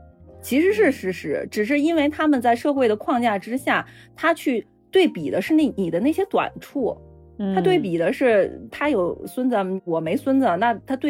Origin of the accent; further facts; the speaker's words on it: China; 我是觉得呀，作为中国人，我们天然会那一套沟通方式，只不过我们不希望跟父母去使用。